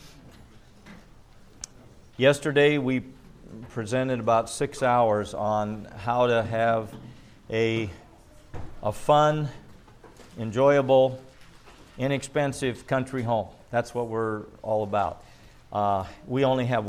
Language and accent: English; Midwest, United States; moved away; also born or lived in California; I grew up in the Midwest